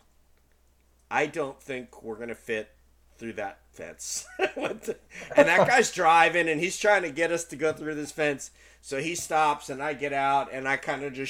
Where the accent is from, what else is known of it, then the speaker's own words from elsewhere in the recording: United States; I'm so American